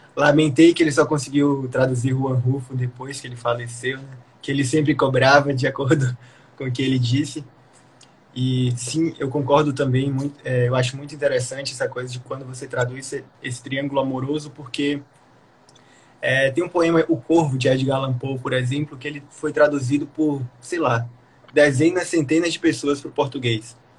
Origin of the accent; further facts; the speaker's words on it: Bahia, Brazil; eu sou baiano, né, nordestino